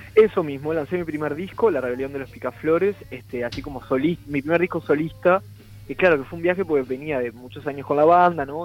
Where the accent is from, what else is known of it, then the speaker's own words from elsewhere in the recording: Ciudad de la Costa, Canelones, Uruguay; also born or lived in Montevideo; toda mi vida viví acá en la costa. eh, nacer nací en Montevideo, como casi todos, pero sí, desde chiquito que estuve acá en la costa